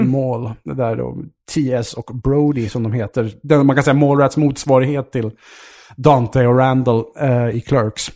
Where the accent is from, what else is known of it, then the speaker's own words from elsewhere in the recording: Vaxholm, Stockholm County, Sweden; Jag är ju uppvuxen i, ute i Vaxholm, ute i Stockholms